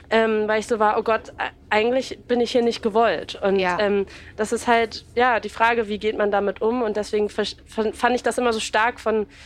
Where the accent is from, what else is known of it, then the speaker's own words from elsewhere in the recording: Berlin, Germany; Und als Berlinerin fühle ich mich trotzdem auch mit Brandenburg